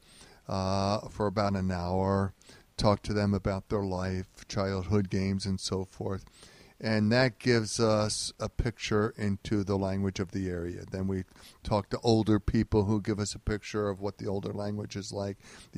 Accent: Philadelphia, Pennsylvania, United States; moved away; I grew up in North Philadelphia

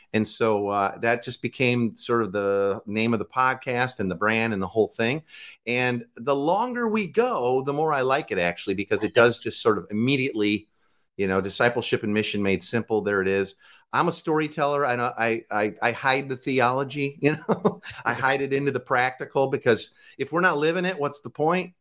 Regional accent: Waukegan, Illinois, United States; now in Tacoma, United States; I grew up in Waukegan, Illinois, which is the freshwater salmon capital of the world

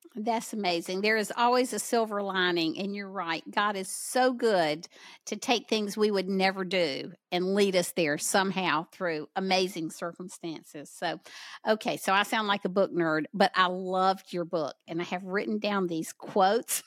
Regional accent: the South, United States; accent: southern; my southern accent

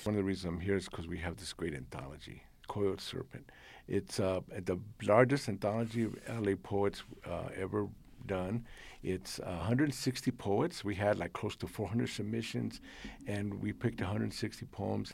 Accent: United States; first language Spanish; English is a second language; I was born in this country, raised in this country. This is my country

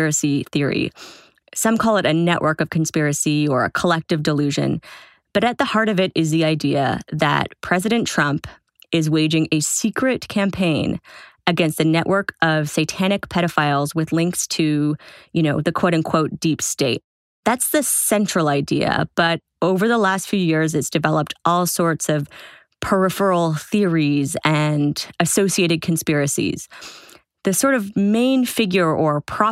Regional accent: Toronto, Ontario, Canada; moved away; I was back in my hometown of Toronto

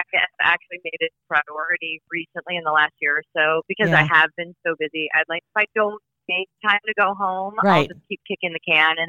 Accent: Omaha, Nebraska, United States; born or raised there; moved away

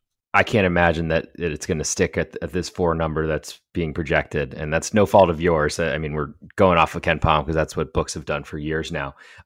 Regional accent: Providence, Rhode Island, United States; So I'm originally from Providence, Rhode Island.

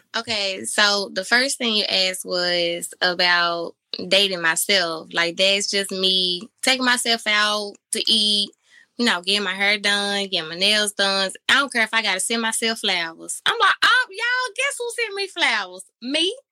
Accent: Memphis, Tennessee, United States; I'm from Memphis. Um, born and raised

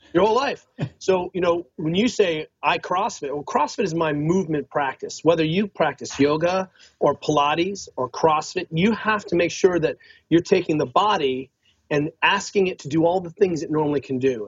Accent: Northern California, United States; also born or lived in Boulder; I'm I'm from Northern California.

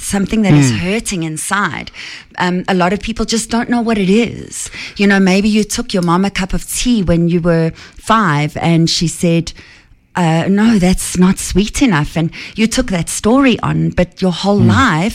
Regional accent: Centurion, Gauteng, South Africa; I'm from Centurion. I'm born and bred Centurion

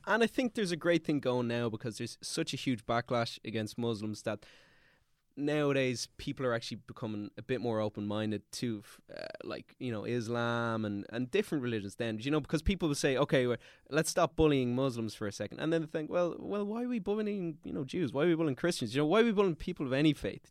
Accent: Dublin, Leinster, Ireland; also born or lived in Austria; I'm from Glasnevin.

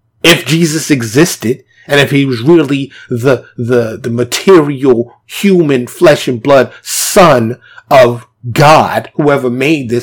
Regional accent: New York City, New York, United States; moved away as an adult; But I born and raised there. My whole upbringing was there.

